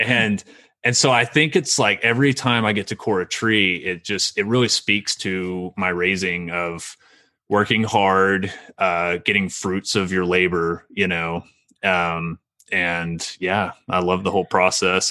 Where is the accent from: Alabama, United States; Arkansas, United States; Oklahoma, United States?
Oklahoma, United States; Meeker; also born or lived in Ardmore, Oklahoma / Shawnee, Oklahoma; I grew up in Meeker and, um, really small town